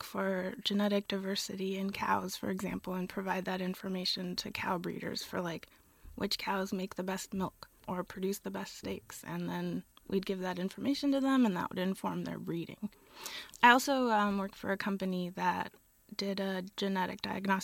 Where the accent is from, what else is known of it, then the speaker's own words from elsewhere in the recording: Gilroy, California, United States; now in Berkeley, United States; I'm from Gilroy, California